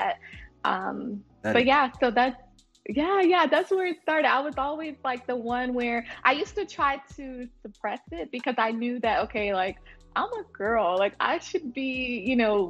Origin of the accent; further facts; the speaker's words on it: Montgomery, Alabama, United States; also born or lived in Oklahoma; Moved to Montgomery, and I lived there for a while